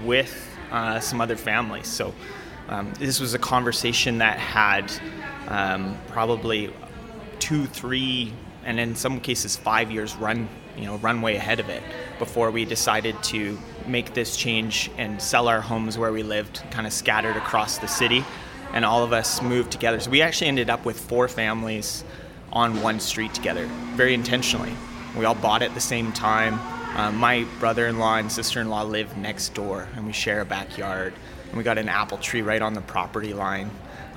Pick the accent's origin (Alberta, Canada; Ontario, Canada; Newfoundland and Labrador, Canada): Alberta, Canada; Calgary; I grew up in North Calgary